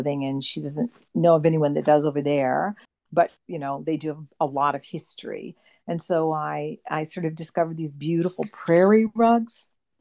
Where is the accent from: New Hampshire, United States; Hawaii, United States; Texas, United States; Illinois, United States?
Hawaii, United States; now in Tasmania, Australia; I was raised in Hawaii